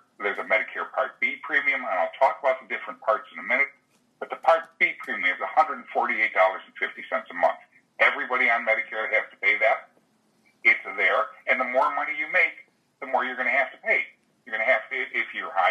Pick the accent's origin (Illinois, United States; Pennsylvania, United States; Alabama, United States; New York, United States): Illinois, United States; Chicago; now in Florida, United States; I'm a native Chicagoan